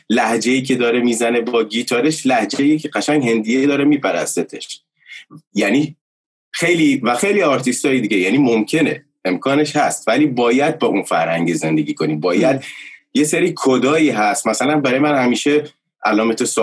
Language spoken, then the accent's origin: Persian; Bushehr, Bushehr Province, Iran; که از بوشهر میام